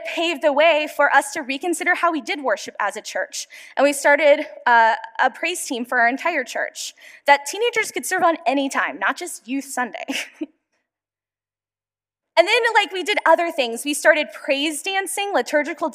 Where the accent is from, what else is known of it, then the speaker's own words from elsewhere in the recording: Ferguson, Missouri, United States; the church I grew up in was in Ferguson, Missouri